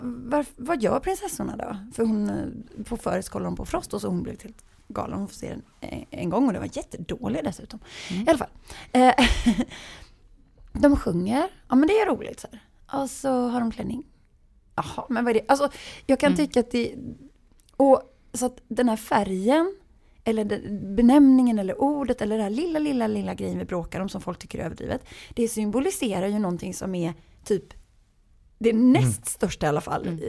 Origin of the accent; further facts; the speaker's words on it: Gothenburg, Västra Götaland, Sweden; accent: Gothenburg dialect; jag är uppvuxen i villa i Askim och på Näset. Och det är så här Göteborgs lite snofsigare.